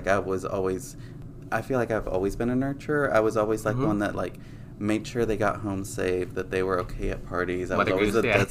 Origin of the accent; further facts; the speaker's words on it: Mexico; born there; like, my background, like, I was born in Mexico, so my parents raised me with those